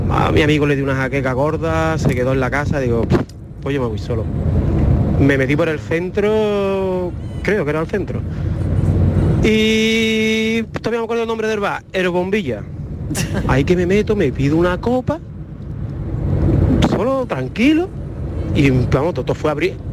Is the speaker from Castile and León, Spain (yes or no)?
no; Seville, Andalusia, Spain; yo soy de Sevilla